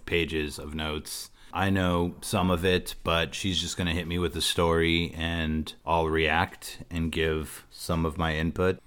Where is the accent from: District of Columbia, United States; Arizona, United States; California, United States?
California, United States; Southern; I'm from Southern California